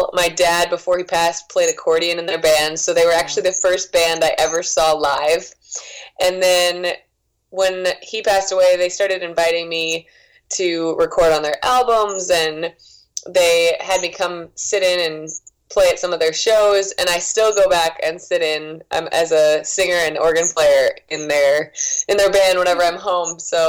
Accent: Waconia, Minnesota, United States; moved away as an adult; also born or lived in Philadelphia, Pennsylvania / New Jersey / Boston, Massachusetts; now in Nashville, United States; I lived there for a very short time. I spent most of my childhood in Waconia, Minnesota, but I was born in Philly and moved to New Jersey shortly after, and now I'm in Nashville.

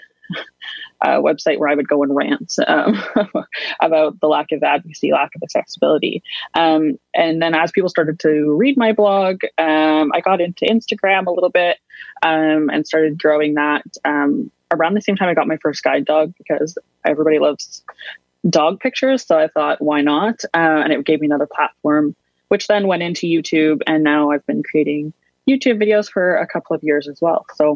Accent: Saskatchewan, Canada; I'm from Saskatchewan, Canada

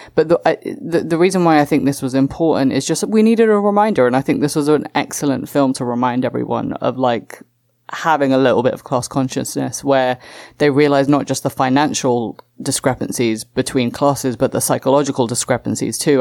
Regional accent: England, United Kingdom; my home country, England.

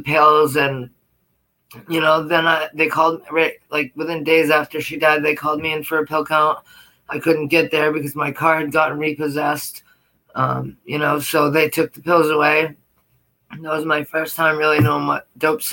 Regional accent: Portland, Maine, United States; also born or lived in Lewiston, Maine; I grew up in Portland, Maine with my grandmother

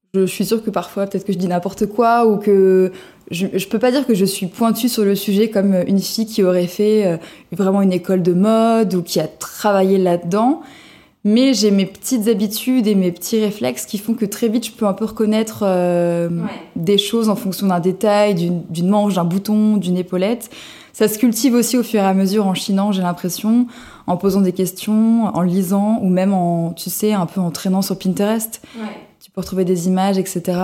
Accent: Cannes, Provence-Alpes-Côte d'Azur, France; moved away as an adult; now in Paris, France; je viens de la Côte d'Azur, de Cannes, où j'ai grandi, euh, j'ai fait mes études, etc., euh, jusqu'à mes 23 ans. Puis je suis montée à Paris

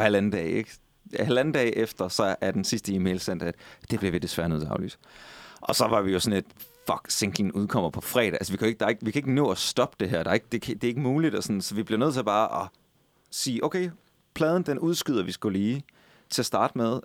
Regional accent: Skive, Central Denmark Region, Denmark; moved away; i Skive, min ovenikøbet min gamle hjemby

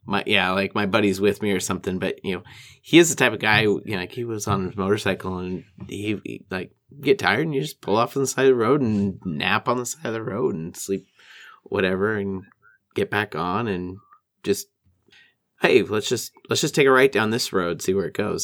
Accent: Walla Walla, Washington, United States; my hometown

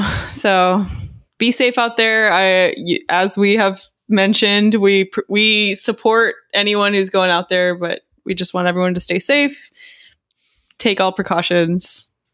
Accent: Texas, United States; I grew up in Texas

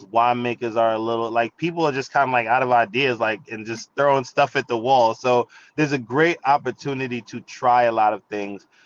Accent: Jamaica; I'm Jamaican, you know what I'm saying? Like I like pepper.

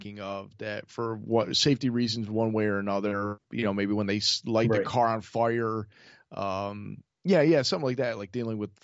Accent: Rochester, New York, United States; Kodak was, you know, based in my hometown.

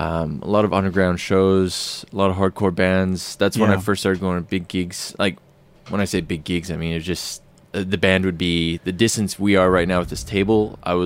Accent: Nanaimo, British Columbia, Canada; accent: Canadian; moved away as an adult; also born or lived in Winnipeg, Canada; now in Australia; From the west coast of Canada, originally.

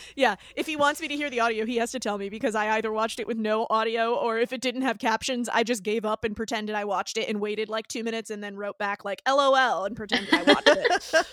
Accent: Northeast, United States; I'm from the Northeast

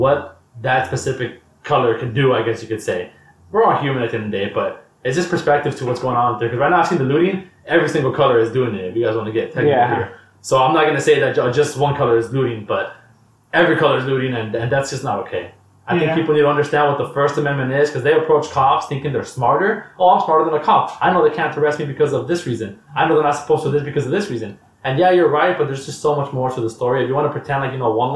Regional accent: United States; as an American

